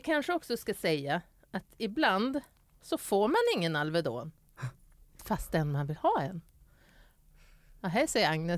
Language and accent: Swedish; Skellefteå, Västerbotten County, Sweden; moved away; jag kommer från Skellefteå